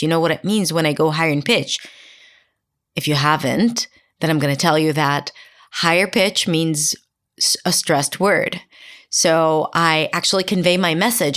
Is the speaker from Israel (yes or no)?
yes; Israel; first language Hebrew; English is a second language; Hebrew, for example, my native language, is a lot more monotone. And if I were to apply the Israeli intonation